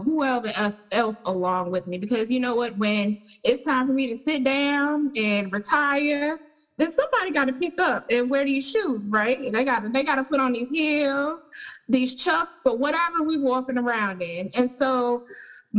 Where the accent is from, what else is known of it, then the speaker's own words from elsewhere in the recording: Charlotte, North Carolina, United States; I am from Charlotte